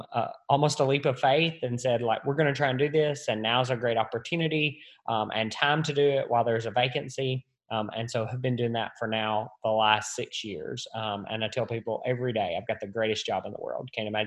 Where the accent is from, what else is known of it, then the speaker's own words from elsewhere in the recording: Weakley County, Tennessee, United States; I have lived and worked in Weakley County my entire life. So, born and raised here, went to high school, product of the local school system here in Weakley County.